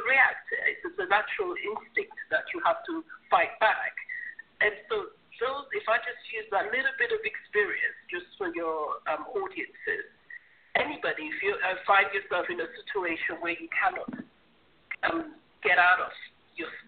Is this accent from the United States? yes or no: no; Sierra Leone; now in United Kingdom; I'm from Sierra Leone originally